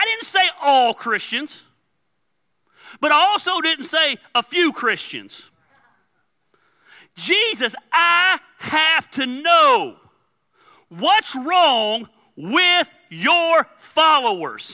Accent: the South, United States; I'm from the South

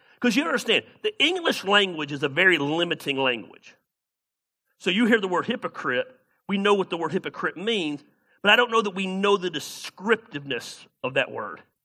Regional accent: the South, United States; moved away as an adult; also born or lived in Ames, Iowa; I'm from the South.

